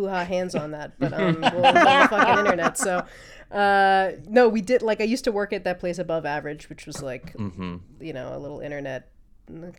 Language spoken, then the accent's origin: English; New York, United States; I'm from New York originally